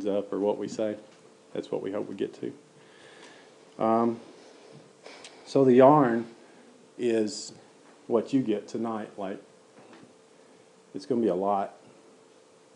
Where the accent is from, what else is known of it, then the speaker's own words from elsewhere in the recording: Hurricane Mills, Tennessee, United States; So I grew up in Hurricane Mills. That's close to Waverly, which is close to Dixon, close to Nashville. So Middle Tennessee, homegrown